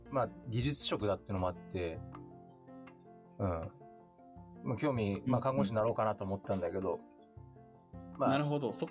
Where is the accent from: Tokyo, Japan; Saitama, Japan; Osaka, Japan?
Tokyo, Japan; 津で生まれて仙けに引っ越して谷中で遊んでたってい